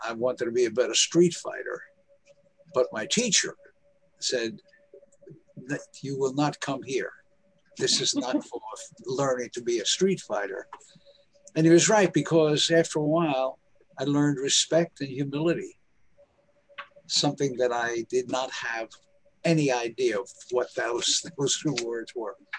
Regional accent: New York City, New York, United States; I lived on the streets in Harlem. I'm from Harlem in New York

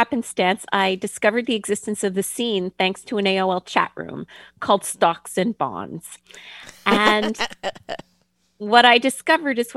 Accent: Ottawa, Ontario, Canada; moved away; I grew up in Canada

